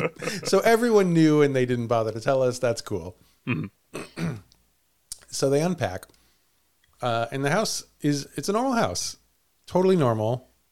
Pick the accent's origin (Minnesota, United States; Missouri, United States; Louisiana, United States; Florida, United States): Missouri, United States; Villa Ridge; moved away; I grew up in Villa Ridge, Missouri, which is, you could call it one town over, although Villa Ridge is unincorporated, technically speaking.